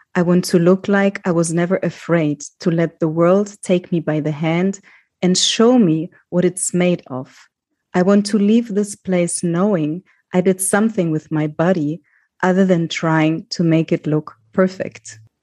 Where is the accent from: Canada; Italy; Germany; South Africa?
Germany; moved away; also born or lived in Greece; I grew up in Germany as a child with a migrant background